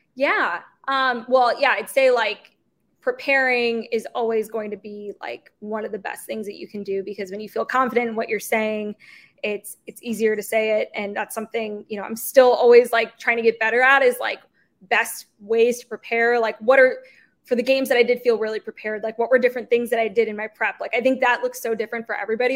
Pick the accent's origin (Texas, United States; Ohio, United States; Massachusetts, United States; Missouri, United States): Missouri, United States; St. Louis; moved away as an adult; now in Kansas City, United States; I growing up in St. Louis playing soccer